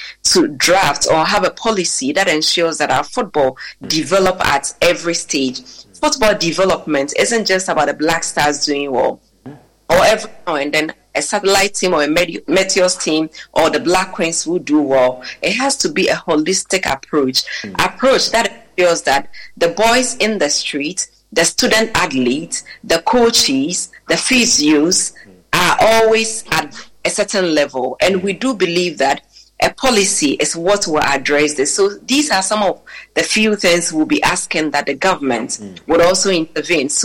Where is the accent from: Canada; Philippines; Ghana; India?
Ghana; we being Ghanaian first